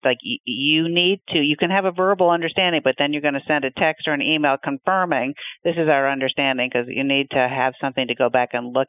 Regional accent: Canada; now in United States; I'm Canadian, but I still want to celebrate Thanksgiving because my kids are American

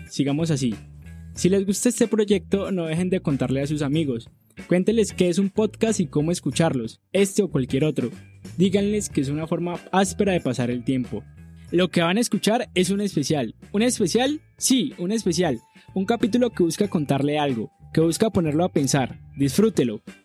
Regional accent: Cali, Valle del Cauca, Colombia; nuestra ciudad

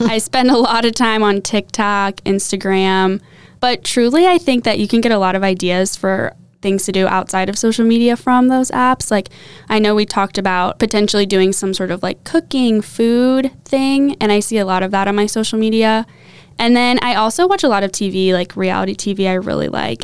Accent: Champaign, Illinois, United States; also born or lived in Sister Bay, Wisconsin / Indianapolis, Indiana; I'm originally from Champaign, Illinois

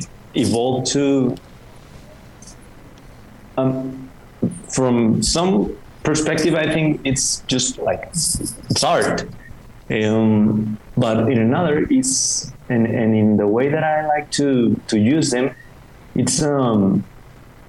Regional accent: Mexicali, Baja California, Mexico; English is a second language; moved away as an adult; now in Mexico City, Mexico; I'm from Mexicali, that is a small city in the border with the United States. It's in Baja California. We are neighbors with California. And I have lived there most of my life.

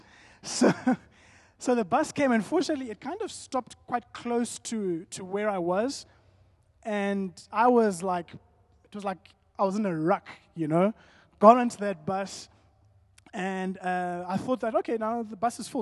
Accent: Zimbabwe; that's my family, born and bred in Zim.

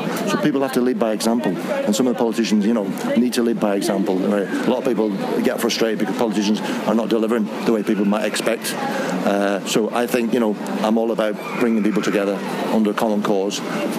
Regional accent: Manchester, North West England, United Kingdom; now in Belfast, United Kingdom; No, I'm from Manchester.

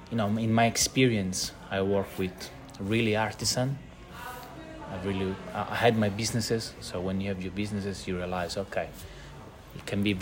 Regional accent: Catania, Sicily, Italy; now in Melbourne, Australia; I'm from Catania.

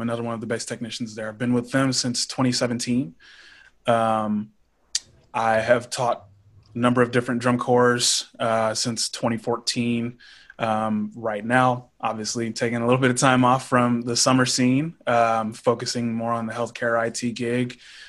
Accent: Pflugerville, Texas, United States; I'm from Pflugerville, Texas, which is about 5 minutes north of Austin.

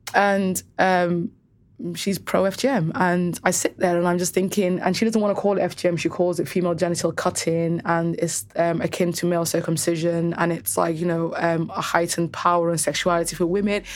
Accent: Cardiff, Wales, United Kingdom; also born or lived in Somaliland; Growing up in Cardiff specifically, every single girl that I knew had F G M

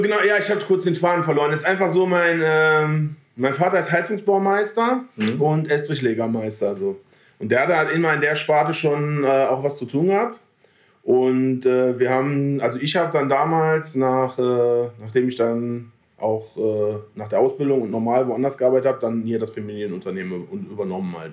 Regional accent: Selm, North Rhine-Westphalia, Germany; Ich wohne ja genau dazwischen so, aber sind halt eher Ruhrpottler

